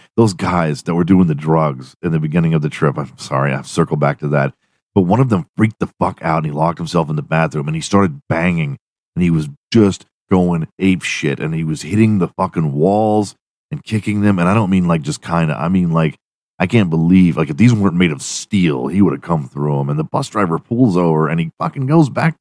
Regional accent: Texas, United States; I'm from Texas

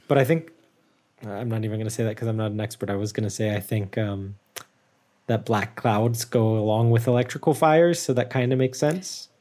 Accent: United States; moved away; I, I'm very American still.

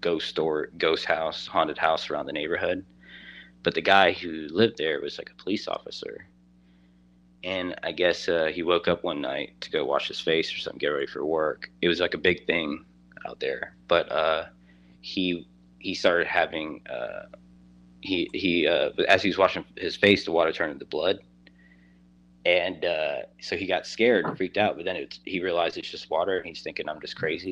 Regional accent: Savannah, Georgia, United States; I'm actually from Savannah, Georgia, and it's considered one of the most haunted cities in America.

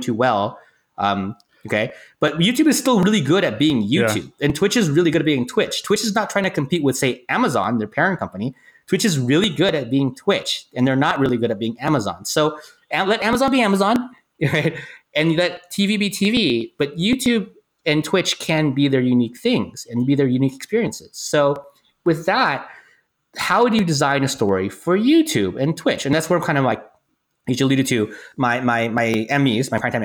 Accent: Silicon Valley, California, United States; now in Los Angeles, United States; I grew up in the Silicon Valley area and I moved down to LA to become a screenwriter.

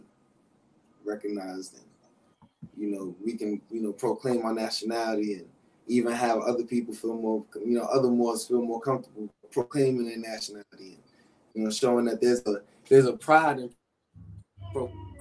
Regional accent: New York City, New York, United States; I'm from Harlem in the South Bronx, New York

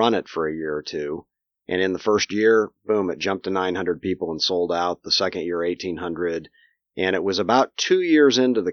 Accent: Hoffman Estates, Illinois, United States; now in Virginia, United States; I am from Hoffman Estates. I grew up right down the street from Willow Creek, actually

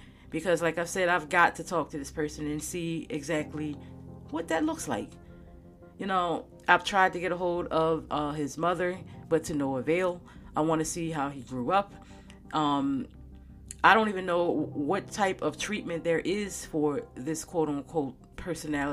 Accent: Maryland, United States; I'm from Maryland

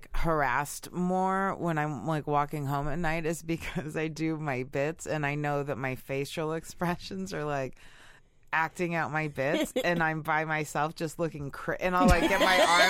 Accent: Kansas, United States; moved away; also born or lived in Chicago; I grew up in Kansas.

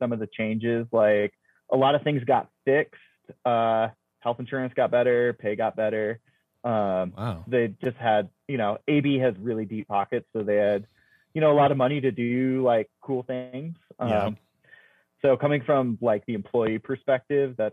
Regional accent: Ohio, United States; moved away as an adult; also born or lived in Fort Collins, Colorado / Bend, Oregon; now in Reno, United States; I grew up in Ohio and like joined the Coast Guard and moved

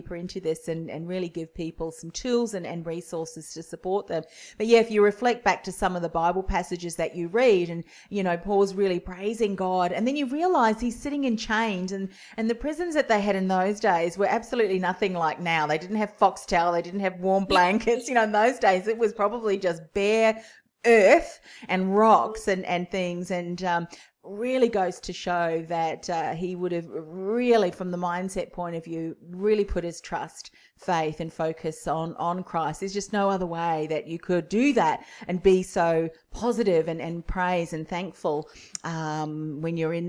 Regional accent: Whitford, Auckland, New Zealand; accent: Kiwi twang; now in Australia; I'm actually a Kiwi too. Have been here a lot longer than that.

